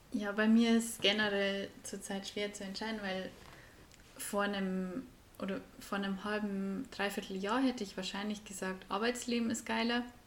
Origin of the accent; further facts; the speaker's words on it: Bavaria, Germany; accent: Bavarian; Wir kommen beide aus Bayern, sprechen Bayern